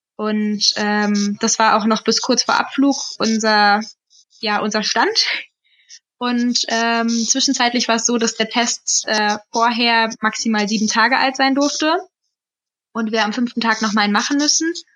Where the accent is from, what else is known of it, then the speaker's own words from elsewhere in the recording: Hesse, Germany; Aber wir kommen ja aus Hessen